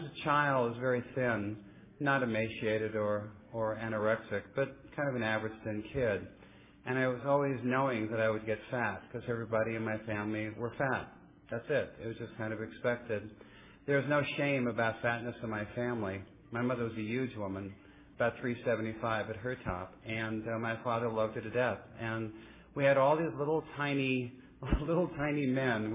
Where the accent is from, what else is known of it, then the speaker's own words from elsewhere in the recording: Oakland, California, United States; also born or lived in Santa Monica, California / San Leandro, California; I was actually born in Santa Monica, California, raised in the East Bay, Oakland, and San Leandro